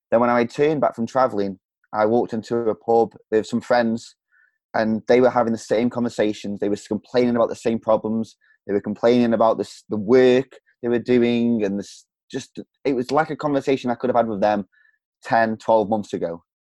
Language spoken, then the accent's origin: English; Stoke-on-Trent, West Midlands, United Kingdom; From, uh, from England, the middle of England